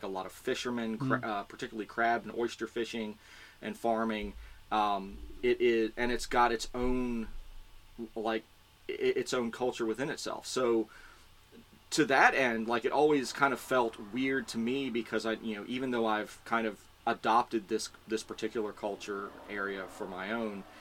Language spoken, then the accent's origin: English; Richmond, Virginia, United States; also born or lived in Pittsburgh, Pennsylvania; now in San Francisco Bay Area, United States; I grew up in Richmond, Virginia, which is the state capital